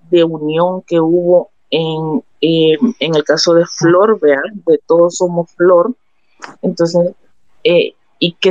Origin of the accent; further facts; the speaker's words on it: El Salvador; porque todos somos salvadoreños